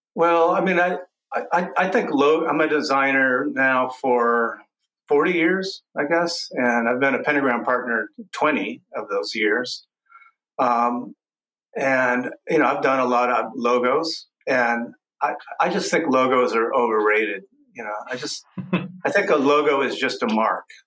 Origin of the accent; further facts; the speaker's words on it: Texas, United States; growing up in Texas